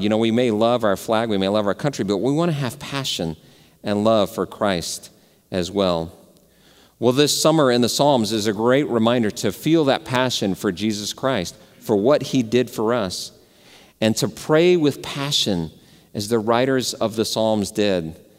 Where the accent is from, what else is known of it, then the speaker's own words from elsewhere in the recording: Dallas, Texas, United States; I grew up in Dallas